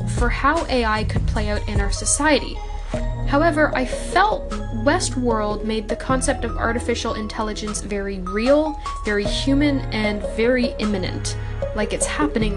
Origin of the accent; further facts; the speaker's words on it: Canada; I'm also Canadian